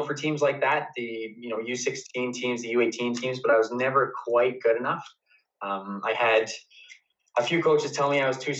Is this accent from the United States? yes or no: no; Calgary, Alberta, Canada; U of C just because it was my hometown university